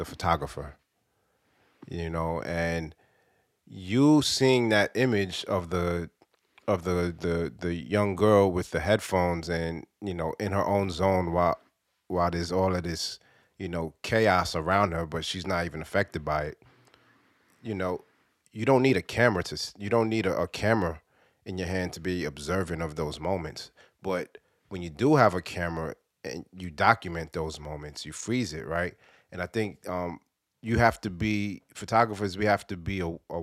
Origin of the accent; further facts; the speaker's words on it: New York City, New York, United States; growing up in Brooklyn in the 80s and the 90s